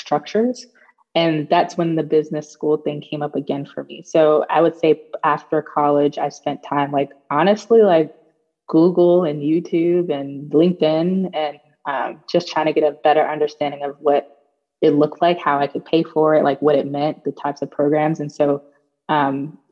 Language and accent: English; New York City, New York, United States; moved away as an adult; also born or lived in Baltimore, Maryland; now in Charlottesville, United States; I'm from Brooklyn, New York. Born, raised, and educated in Brooklyn